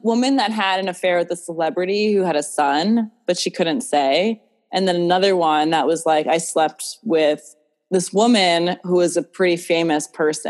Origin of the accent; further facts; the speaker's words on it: New York City, New York, United States; I grew up in New York City and took public transportation